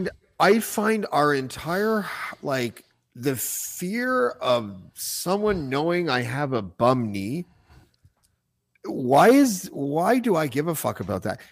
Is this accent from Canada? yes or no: yes; Whitby, Ontario, Canada; the Hasty Market near my house and where I grew up in Whitby